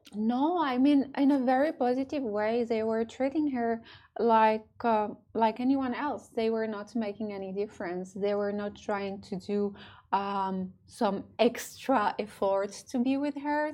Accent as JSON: {"language": "English", "country": "France", "tie": "born or raised there", "moved": "yes", "lives_now": "Dubai, United Arab Emirates", "said": "I was born and raised in France, but I'm also half Moroccan."}